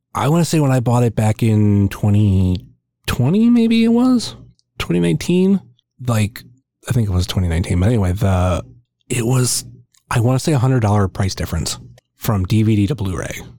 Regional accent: Northeast Ohio, United States; I'm from Northeast Ohio.

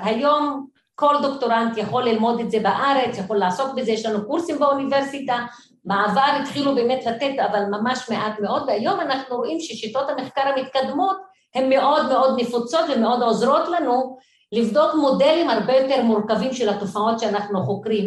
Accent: Haifa, Haifa District, Israel; moved away as an adult; now in Jerusalem, Israel; גדלתי בשכונת מצוקה, בעיר חיפה

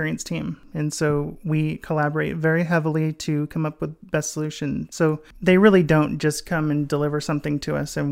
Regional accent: Texas, United States; I'm from Texas

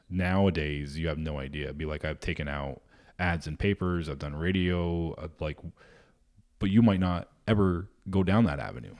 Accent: Vermont, United States; I grew up in Vermont

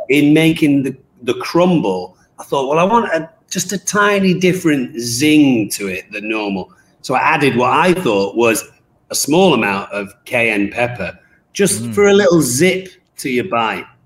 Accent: England, United Kingdom; myself being English

